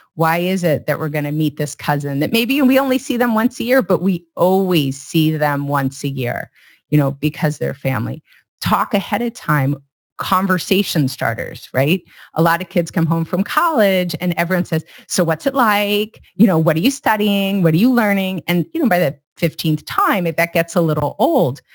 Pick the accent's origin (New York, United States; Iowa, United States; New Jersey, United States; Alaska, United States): Iowa, United States; now in California, United States; I grew up in Iowa